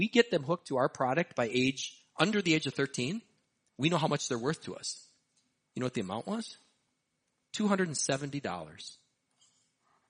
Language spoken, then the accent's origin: English; Hastings, Minnesota, United States; my hometown, Hastings, Minnesota